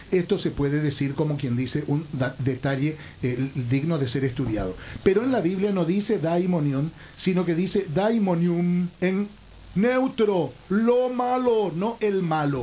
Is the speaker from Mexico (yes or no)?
no; Paraguay; Como ciudadano paraguayo